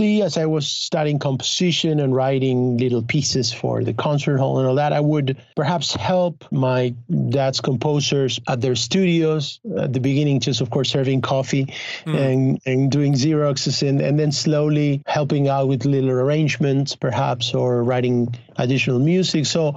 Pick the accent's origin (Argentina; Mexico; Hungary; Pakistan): Argentina; English is a second language; also born or lived in Los Angeles; now in Spain; I was born in Argentina in a family of filmmakers, of film workers. My father is a film director